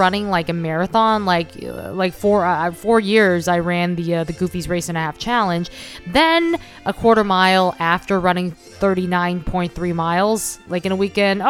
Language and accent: English; New York, United States; we're from New York